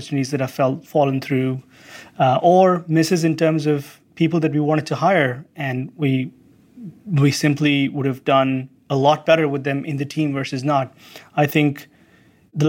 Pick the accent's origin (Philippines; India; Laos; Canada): India; also born or lived in Santa Cruz; now in United States; part of being an Indian American